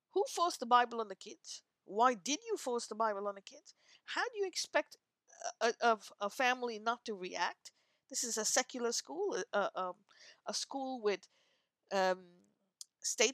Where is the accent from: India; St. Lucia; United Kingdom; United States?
India; now in North America; I am of Indian origin and living in North America